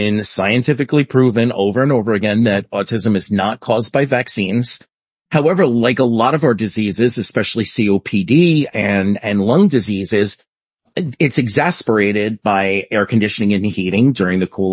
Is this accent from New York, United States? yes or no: yes; New York City, New York, United States; I grew up in New York City